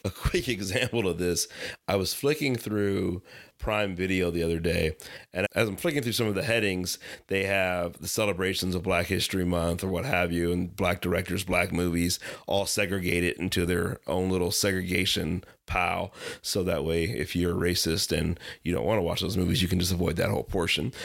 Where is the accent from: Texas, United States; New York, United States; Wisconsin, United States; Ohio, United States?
Ohio, United States; I'm actually from Ohio and probably grew up and lived about forty minutes away from East Palestine